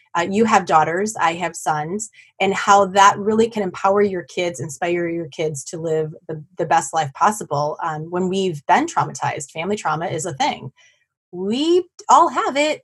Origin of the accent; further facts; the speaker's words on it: Black Earth, Wisconsin, United States; near my hometown of Black Earth